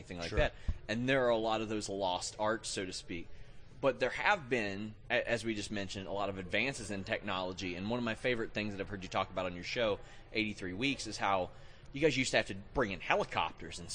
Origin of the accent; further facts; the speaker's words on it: Kentucky, United States; I'm from Kentucky